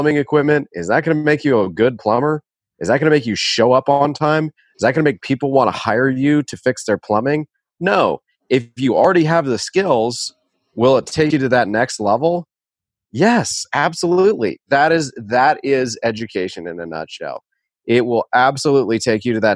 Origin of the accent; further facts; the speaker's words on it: Winston-Salem, North Carolina, United States; I grew up in Winston-Salem